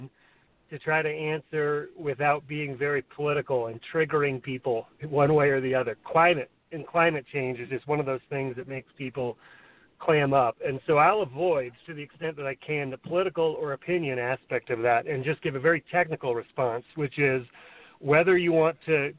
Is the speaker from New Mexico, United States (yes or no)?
yes; Santa Fe, New Mexico, United States; growing up in Santa Fe, like I said, in the 70s and the 80s